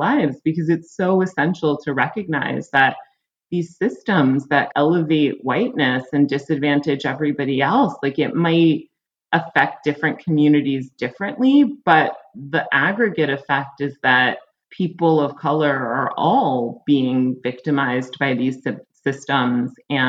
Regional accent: United States; I think for me, like, as an American, like, I've been very disenchanted of late.

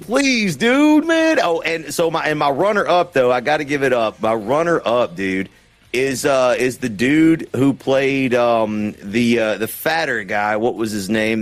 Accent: the South, United States; we're from the South, the, yeah. the buckle of the Bible Belt

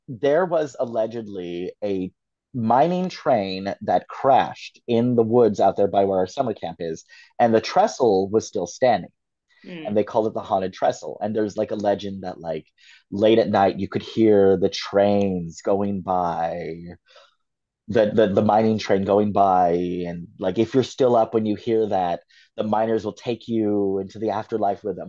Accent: Fresno, California, United States; the Fresno Nightcrawlers, which is my hometown cryptid

